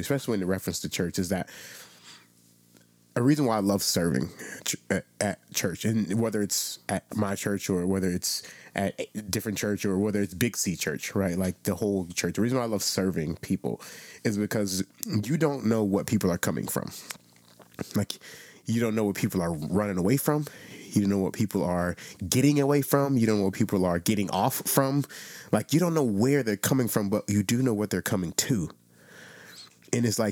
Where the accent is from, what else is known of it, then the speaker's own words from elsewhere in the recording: South Florida, United States; I was born in South Rancho, Florida, South Florida, small church. My grandmother's church was probably 30 people